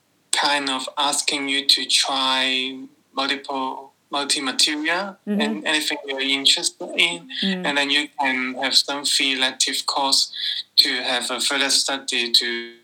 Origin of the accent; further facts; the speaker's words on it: Hong Kong; also born or lived in London; So I'm 30 years old right now. I grew up in Hong Kong, which is a very small city and very high population.